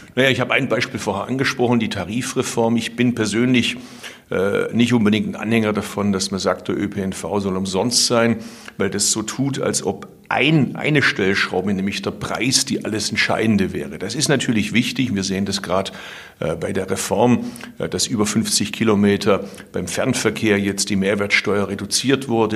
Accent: Swabia, Baden-Württemberg, Germany; als Schwabe

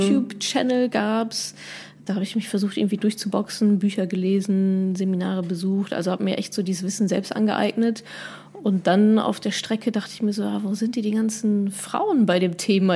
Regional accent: Dortmund, North Rhine-Westphalia, Germany; ich komme ja aus Dortmund

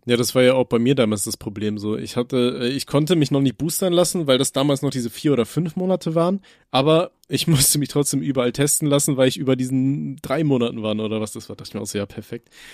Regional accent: Rhineland-Palatinate, Germany; bei uns in Rheinland-Pfalz

